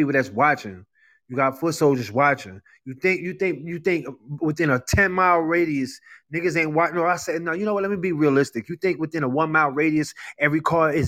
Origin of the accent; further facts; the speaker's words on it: New York City, New York, United States; accent: New York; I was raised in Brooklyn. I was raised in Brooklyn.